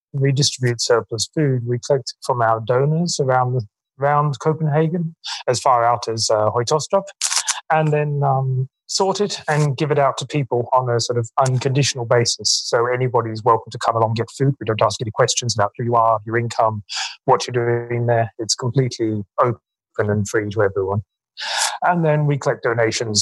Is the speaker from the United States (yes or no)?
no; Australia; moved away; I grew up in Australia